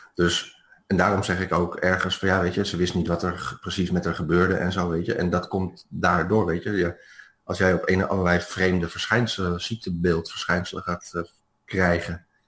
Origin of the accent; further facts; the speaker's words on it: Netherlands; moved away as an adult; als Nederlander